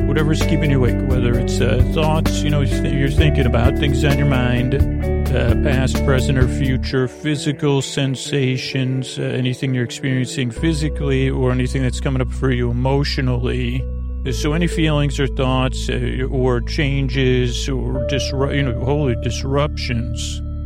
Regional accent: Long Island, New York, United States; accent: Long Island; my Long Island accent

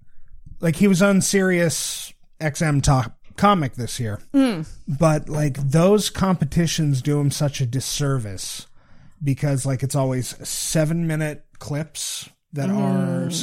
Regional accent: Okanagan Valley, British Columbia, Canada; moved away as an adult; also born or lived in Vancouver, Canada; I grew up in the Okanagan Valley.

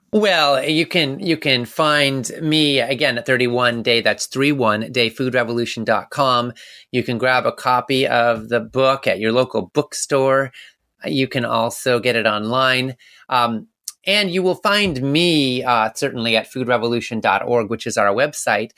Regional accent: Canada; moved away; I was born in Canada and I lived up there

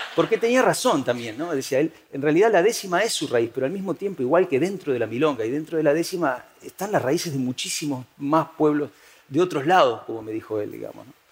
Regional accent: Uruguay; moved away as an adult; now in Spain

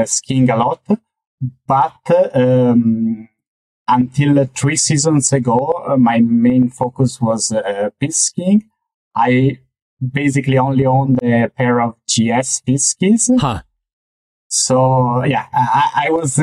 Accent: Venice, Veneto, Italy; now in Zurich, Switzerland; I grew up in Mestre, which is just on the mainland of Venice.

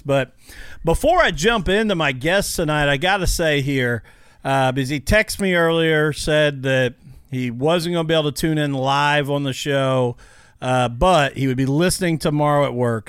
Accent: Illinois, United States; now in Indiana, United States; I grew up in Illinois and then got transplanted over to the Hoosier State as well

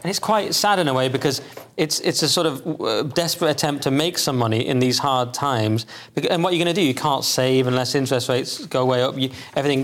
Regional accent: England, United Kingdom; I think of myself as English, not British

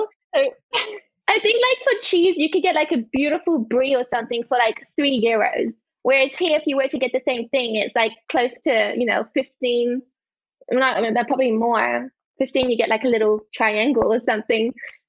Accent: France; now in Australia; Okay, so I'm originally from France. I've lived most of my life overseas in different countries, but I've spent a good part of my life in France.

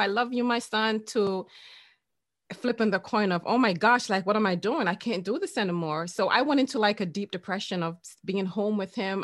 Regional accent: Jamaica; I'm Jamaican

